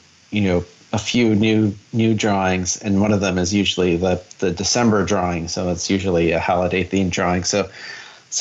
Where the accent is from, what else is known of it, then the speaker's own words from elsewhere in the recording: Michigan, United States; growing up in Michigan